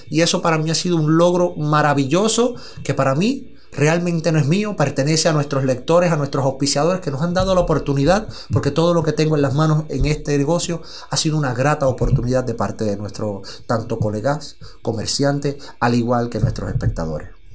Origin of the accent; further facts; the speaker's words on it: Mayagüez, Puerto Rico; also born or lived in San Sebastián, Puerto Rico; mayagüezano, nacido y criado en Mayagüez. Posteriormente eh, pasé a lo que es el pueblo de San Sebastián y a la mayoría de edad eh, paso nuevamente al pueblo de Mayagüez.